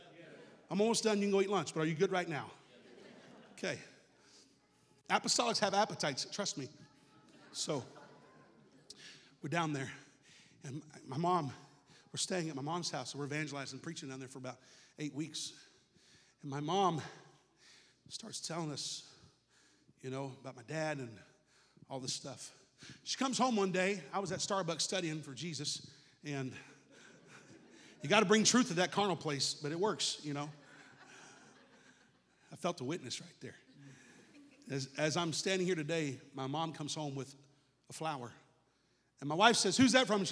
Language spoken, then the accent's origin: English; Palm Bay, Florida, United States; moved away; the church I grew up in Palm Bay, Florida